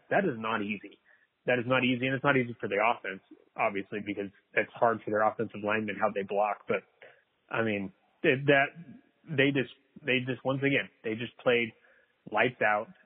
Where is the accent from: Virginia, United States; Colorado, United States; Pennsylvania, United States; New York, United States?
Virginia, United States; moved away; I'm originally from Virginia.